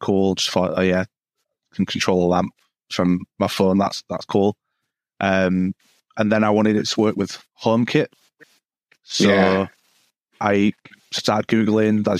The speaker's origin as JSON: {"language": "English", "town": "Halifax", "region": "Yorkshire and the Humber", "country": "United Kingdom", "said": "I'm from the UK, a small town in Yorkshire called Halifax"}